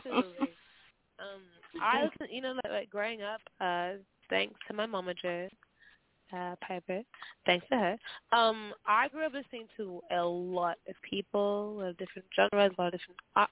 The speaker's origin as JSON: {"language": "English", "country": "Nigeria", "said": "I'm actually a Nigerian"}